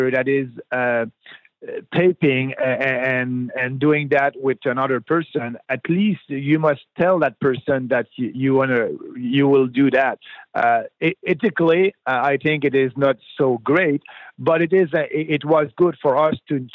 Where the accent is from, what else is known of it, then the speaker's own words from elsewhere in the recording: Beauce, Quebec, Canada; I'm coming from Quebec in Beauce. That's my riding, about an hour south of Quebec City.